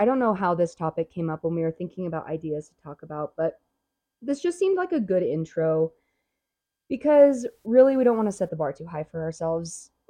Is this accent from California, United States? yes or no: yes; California, United States; moved away as an adult; now in Prescott, United States; But I am originally from California, and I moved to Prescott, I don't even know now, 3 years ago.